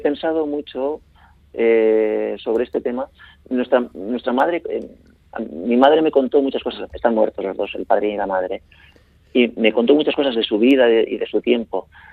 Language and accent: Spanish; Spain; la zona del vidaso donde yo nací